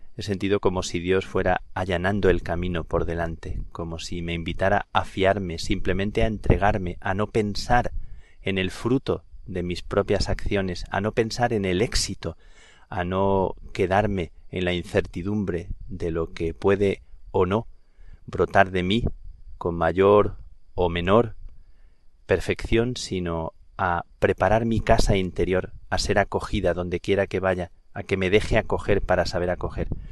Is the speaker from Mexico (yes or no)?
no; Plasencia, Extremadura, Spain; also born or lived in Dublin, Ireland; now in Madrid, Spain; en mi tierra, en el Valle del Jerte, en Plasencia